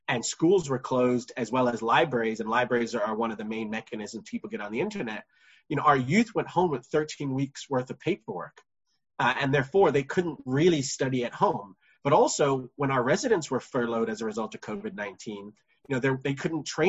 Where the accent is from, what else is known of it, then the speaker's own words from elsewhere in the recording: New York City, New York, United States; my brother and I, we were born and raised in the Morris Heights area of the Bronx